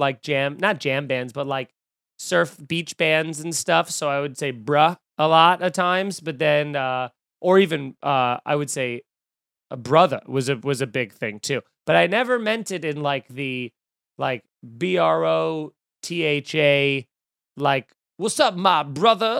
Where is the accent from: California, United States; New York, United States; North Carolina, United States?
New York, United States; Long Island; Growing up in Long Island